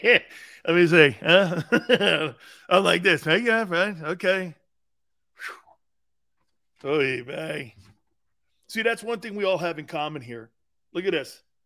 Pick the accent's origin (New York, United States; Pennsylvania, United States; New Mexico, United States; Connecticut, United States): Connecticut, United States; now in South Florida, United States; Yeah, I'm from Connecticut. Oh, you a Yankee. Yeah, this is me down in South Florida.